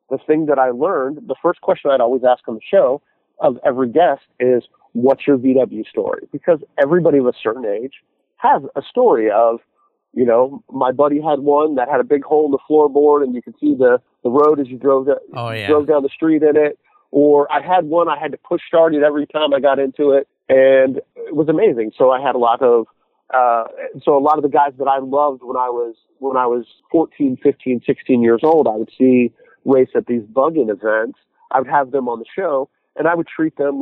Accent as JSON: {"language": "English", "region": "Arizona", "country": "United States", "tie": "born or raised there", "also_born_or_lived": "Indiana", "moved": "yes", "said": "I grew up in Arizona"}